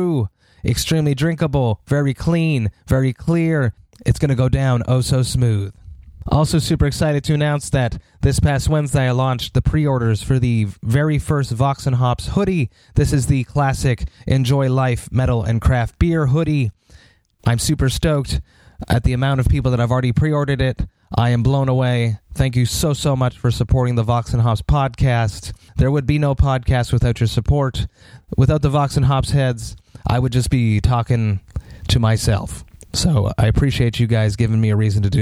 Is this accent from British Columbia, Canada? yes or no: no; Montreal, Quebec, Canada; my hometown, in Montreal, Quebec